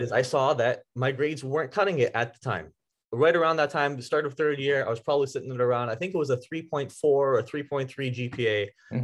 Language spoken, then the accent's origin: English; Vaughan, Ontario, Canada; I grew up in Vaughan, uh, oh, the Woodbridge area. Yeah, and I actually uh, I was here all my life.